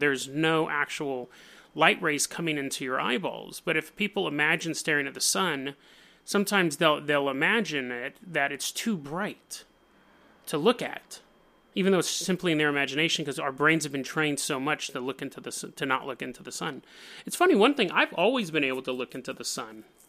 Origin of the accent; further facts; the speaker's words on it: Oregon, United States; I'm from Oregon